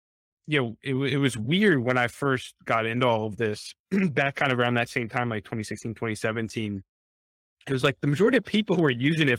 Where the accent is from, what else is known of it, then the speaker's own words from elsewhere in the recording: Pittsburgh, Pennsylvania, United States; Well, I grew up in Pittsburgh and everything, so I'm a big Steelers.